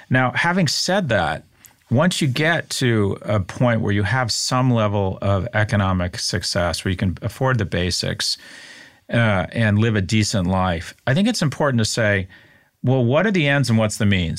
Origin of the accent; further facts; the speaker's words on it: United States; as American males in the U S